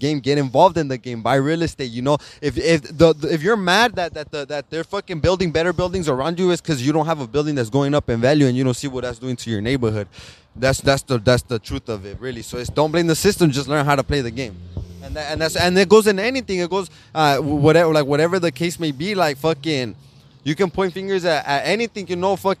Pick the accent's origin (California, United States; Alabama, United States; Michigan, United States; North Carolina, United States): California, United States; Los Angeles; I live in East LA, more on the other side. On the other side of East LA, closer to fucking to the Calvary Cemetery. I live down the street from the cemetery. So fucking, I mean, right there, the sign says East Los Angeles. That's where I'm from